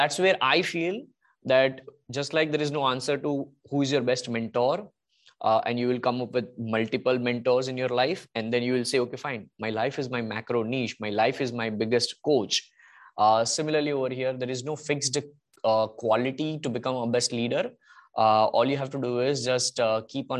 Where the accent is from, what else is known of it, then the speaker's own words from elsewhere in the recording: India; being Indian